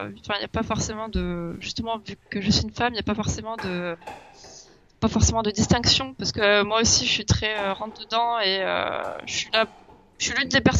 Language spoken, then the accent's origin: French; Toulouse, Occitania, France; born there; Je suis né à Toulouse en 1996.